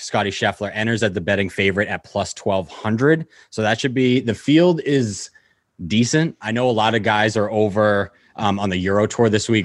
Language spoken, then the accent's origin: English; the North, United States; moved away as an adult; also born or lived in Florida; growing up in the North